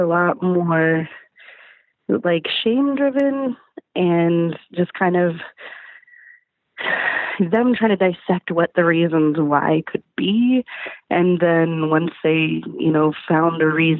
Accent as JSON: {"language": "English", "town": "San Antonio", "region": "Texas", "country": "United States", "said": "I'm from San Antonio, Texas."}